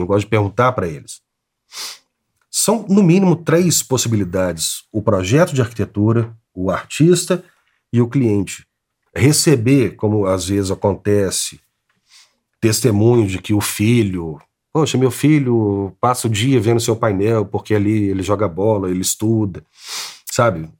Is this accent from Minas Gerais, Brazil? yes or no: yes; Belo Horizonte, Minas Gerais, Brazil; Eu nasci em Belo Horizonte, nascido e criado em Belo Horizonte.